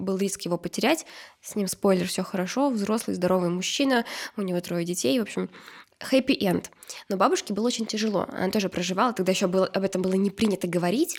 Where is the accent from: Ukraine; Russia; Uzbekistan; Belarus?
Uzbekistan; moved away; я же росла в Узбекистане